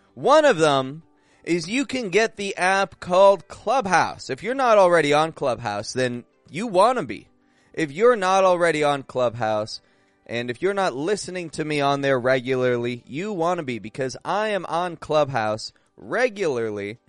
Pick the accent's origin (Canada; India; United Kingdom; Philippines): Canada; Toronto, Ontario; I'm from Toronto, Canada, and I'm actually back up in Canada now.